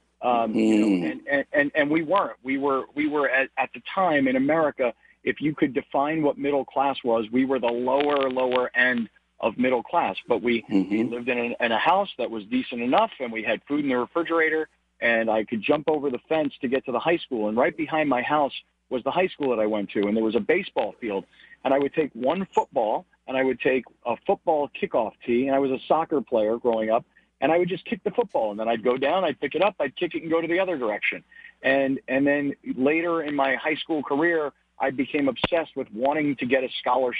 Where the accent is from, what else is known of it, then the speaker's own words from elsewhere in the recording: Fort Lauderdale, Florida, United States; moved away; also born or lived in San Diego; I grew up in South Florida. I grew up in Fort Lauderdale, Florida